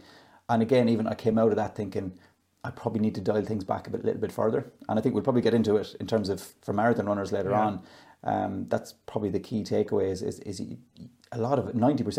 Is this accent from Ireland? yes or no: yes; Dromore West, Connacht, Ireland; moved away; I'm from Dromore West, small village in West Sligo